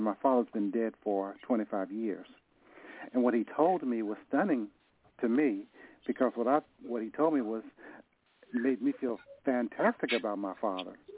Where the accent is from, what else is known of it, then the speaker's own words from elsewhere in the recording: Nashville, Tennessee, United States; now in San Francisco, United States; I'm from Nashville. I moved to San